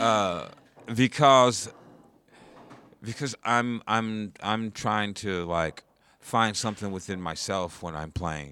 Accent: Indiana, United States; also born or lived in Portland, Oregon; now in New York, United States; I'm originally from Indiana.

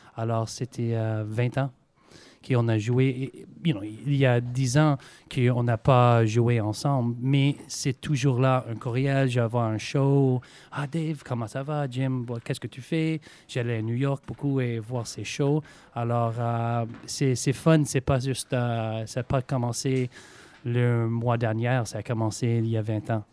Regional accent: Montreal, Quebec, Canada; accent: Québécois; moved away; mes parents sont américains, mais euh, voilà, j'étais né à Montréal, alors euh, j'ai fait mes études là-bas et je parle français

